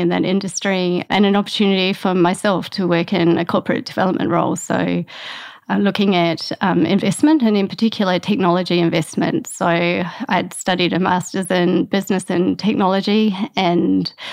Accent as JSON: {"language": "English", "region": "Tasmania", "country": "Australia", "tie": "born or raised there", "also_born_or_lived": "Hobart, Australia", "moved": "yes", "lives_now": "New Plymouth, New Zealand", "said": "I grew up in Tasmania on a farm, rural Tassie."}